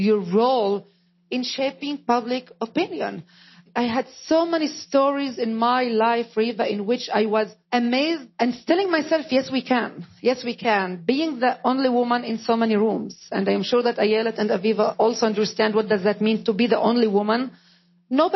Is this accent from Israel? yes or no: yes; Israel; first language Arabic; English is a second language; I am an Israeli, but not a Jew. I am an Arab, but not a Muslim. I am a minority within the Arab minority. My mother tongue is Arabic.